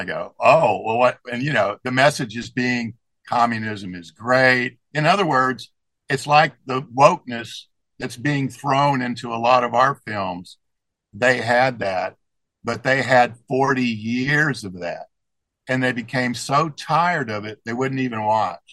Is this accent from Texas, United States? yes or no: yes; Texas, United States; moved away as an adult; also born or lived in Germany / Baltimore / Szczecin, Poland; I'm from Texas.